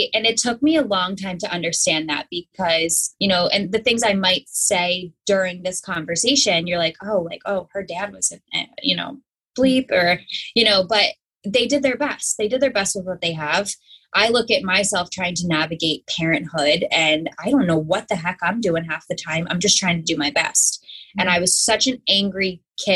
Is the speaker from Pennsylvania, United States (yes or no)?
yes; Pennsylvania, United States; I grew up in Pennsylvania.